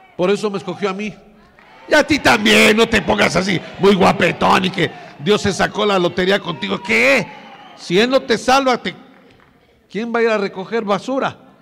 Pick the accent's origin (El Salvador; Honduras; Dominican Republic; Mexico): Mexico